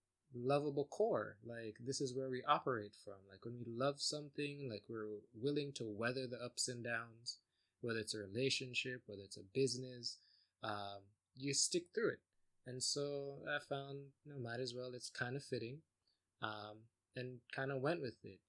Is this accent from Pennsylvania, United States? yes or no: no; South Florida, United States; also born or lived in Jamaica; I left Jamaica when I was about 2. Grew up in South Florida.